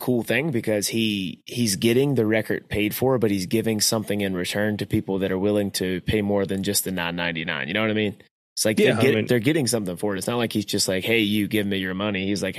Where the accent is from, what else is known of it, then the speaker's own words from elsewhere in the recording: North Carolina, United States; I love North Carolina. Hell yeah, I'm from North Carolina.